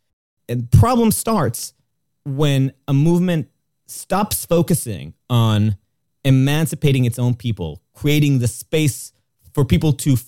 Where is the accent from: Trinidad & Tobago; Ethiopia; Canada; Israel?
Israel; Jerusalem, Jerusalem District; comes from my experience growing up in Jerusalem, is based on an experience of what it's like to be in a place that really does get in your business about what you believe